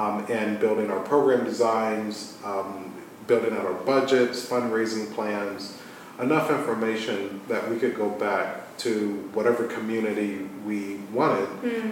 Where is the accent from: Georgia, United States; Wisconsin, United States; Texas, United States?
Georgia, United States; Atlanta; moved away; also born or lived in Philadelphia / Boston; my hometown, Atlanta.